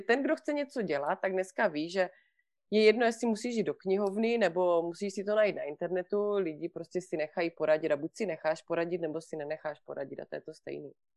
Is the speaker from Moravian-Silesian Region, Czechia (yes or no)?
no; Vyškov, South Moravian Region, Czechia; now in Switzerland; já pocházím z Výškova, jo, bydlím v, mm-hmm. v ve Švýcarsku, ale pocházím z Výškova na Moravě